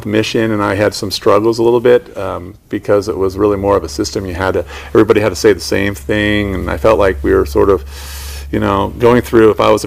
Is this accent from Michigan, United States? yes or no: no; Connecticut, United States; we're from Connecticut